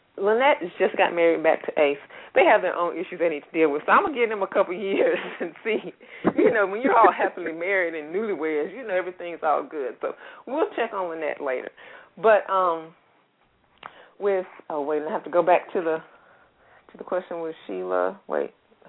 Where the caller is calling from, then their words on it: Atlanta, Georgia, United States; Well, I'm calling from Atlanta, and I'm one of Pia's readers.